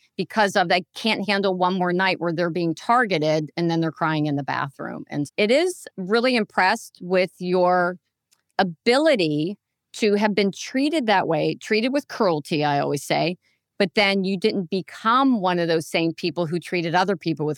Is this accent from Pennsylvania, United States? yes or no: yes; Pennsylvania, United States; I'm from Pennsylvania